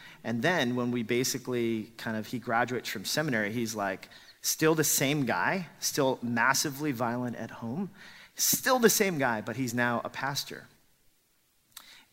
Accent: Los Angeles, California, United States; a lot of the Korean immigrants that we grew up with in Los Angeles, we all grew up attending church

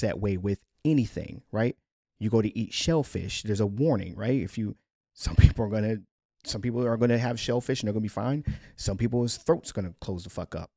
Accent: United States; our rights as American citizens

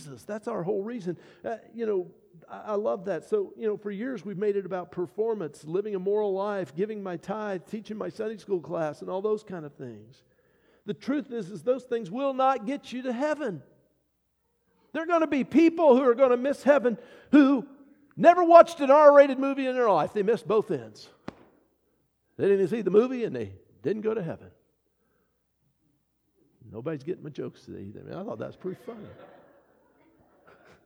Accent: United States; I'm a child of God who happens to be an American

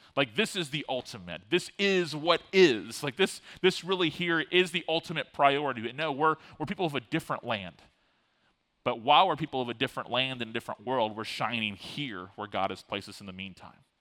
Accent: Tallahassee, Florida, United States; also born or lived in Fort Lauderdale, Florida; I grew up in Tallahassee, but I was born in Fort Lauderdale and lived as a kind of younger elementary uh, school kid in Fort Lauderdale

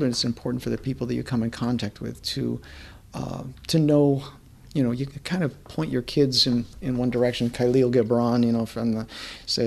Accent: Pittsford, New York, United States; moved away; I was born and raised just outside of Rochester, a little town called Pittsford

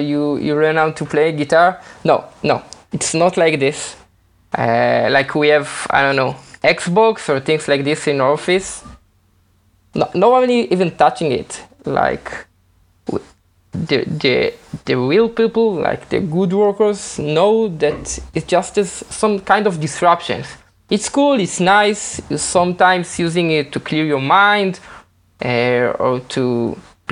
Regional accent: Israel; I'm not from America, I'm from Israel.

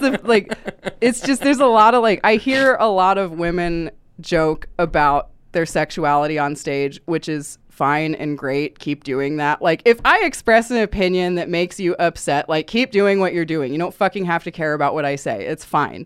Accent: Nebraska, United States; I grew up in Nebraska, and I did grow up very closeted

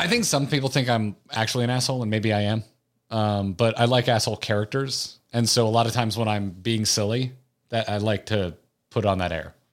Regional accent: Appalachia, United States; I'm an Appalachian

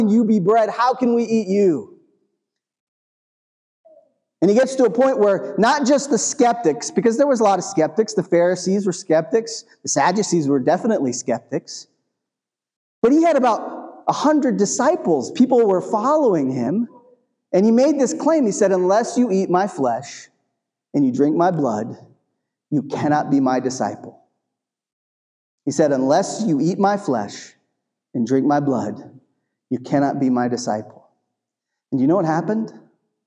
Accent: New England, United States; I grew up in New England

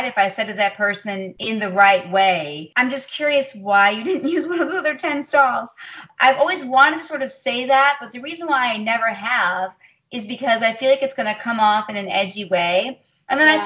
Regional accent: Chicago, Illinois, United States; Chicago, my hometown. I love Chicago

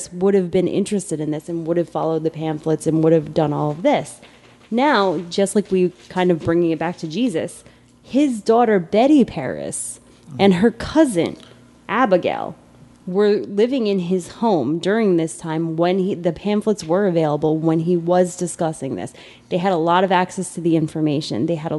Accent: Ireland; I'm Irish, so I grow beauty marks like there's no tomorrow.

